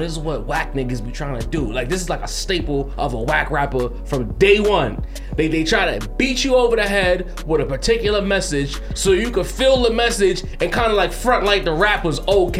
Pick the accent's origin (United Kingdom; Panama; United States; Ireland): United States; New York City, New York; I'm originally from Brownsville. I've spent a lot of time in East New York